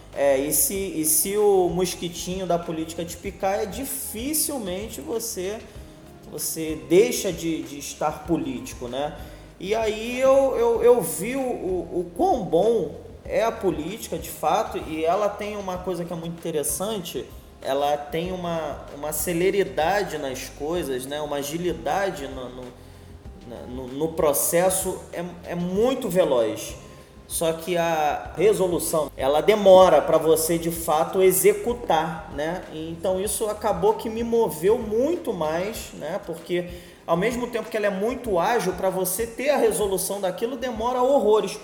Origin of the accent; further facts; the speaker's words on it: Rio de Janeiro, Brazil; moved away as an adult; now in Nilópolis, Brazil; eu nasci na Ilha do Governador, é, tenho 38 anos, na verdade, uma maior parte da minha vida eu passei na ilha, foram 27 anos.